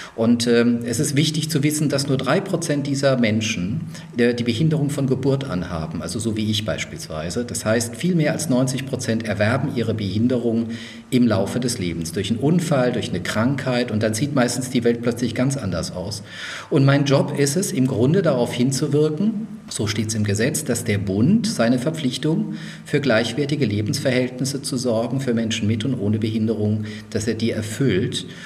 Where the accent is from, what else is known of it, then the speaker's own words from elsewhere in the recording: Mannheim/Heidelberg, Baden-Württemberg, Germany; also born or lived in Würzburg, Bavaria; Ich bin ja in Würzburg geboren, also auch Franke, bin aber dann in Sehr Mannheim, gut. Heidelberg, ja, das dachte ich mir, groß geworden